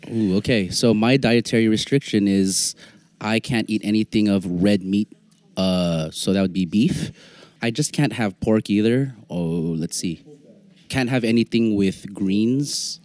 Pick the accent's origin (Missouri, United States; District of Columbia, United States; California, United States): California, United States; San Francisco; growing up in San Francisco